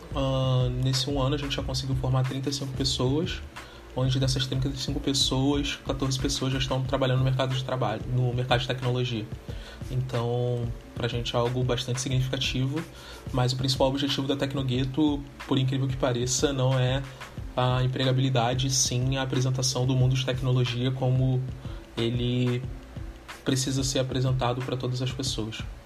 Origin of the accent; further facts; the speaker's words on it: Rio de Janeiro, Brazil; sou nascido e criado no Rio de Janeiro, mais precisamente em Realengo, comunidade da Coab de Realengo